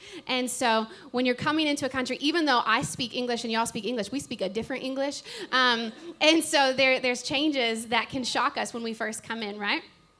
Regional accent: Oklahoma, United States; moved away as an adult; now in New Zealand; as an American growing up in Oklahoma, out in the boondocks

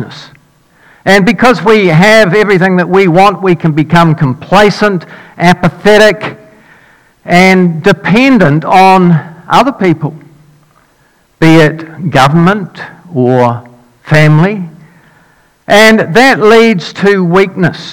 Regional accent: Dunedin, Otago, New Zealand; moved away as an adult; when I grew up in Dunedin, I lived there for 19 years.

